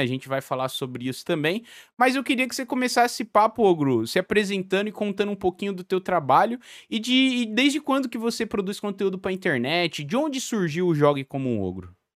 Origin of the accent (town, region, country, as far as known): Brazil; also born or lived in Portugal